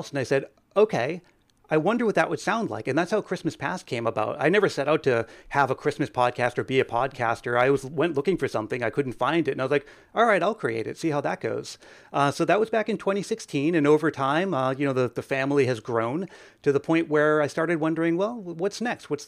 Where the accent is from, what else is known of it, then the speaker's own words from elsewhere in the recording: Northeast, United States; Where uh, I'm from the Northeast, I don't know where you guys are from, but we had this uh, department store called Service Merchandise